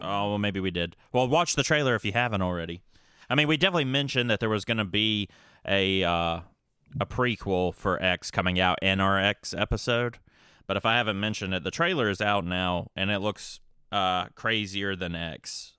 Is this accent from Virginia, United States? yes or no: yes; Hillsville, Virginia, United States; also born or lived in Galax, Virginia; I was born in Galax, Virginia, grew up in Hillsville, Virginia